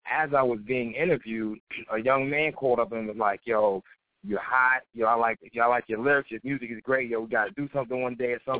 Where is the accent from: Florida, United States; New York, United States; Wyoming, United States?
New York, United States; Queens; You know, just because he's from the Bronx, I'm from Queens, and then everybody that knows hip hop well knows that the Bronx and Queens had a lot of beef back in the day with hip hop.